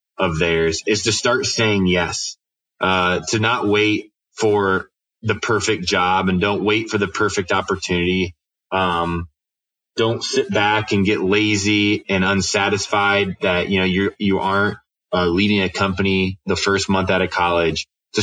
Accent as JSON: {"language": "English", "town": "Winona Lake", "region": "Indiana", "country": "United States", "tie": "born or raised there", "said": "I grew up on Winona Lake"}